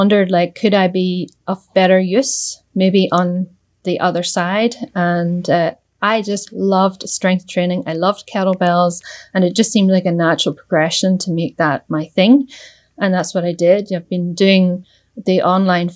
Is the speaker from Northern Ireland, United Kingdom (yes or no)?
yes; Northern Ireland, United Kingdom; I'm from Northern Ireland